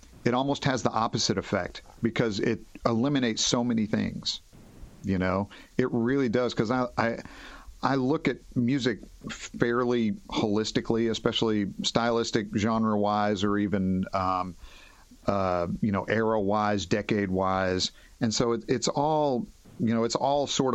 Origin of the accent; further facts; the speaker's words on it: Henderson, Kentucky, United States; also born or lived in Nashville, Tennessee; now in Fort Wayne, United States; I'm from Henderson, Kentucky. It's in western Kentucky. It's on the Ohio River. It's about 30,000 people. And, imagine, like, I was growing up there in the 70s and early 80s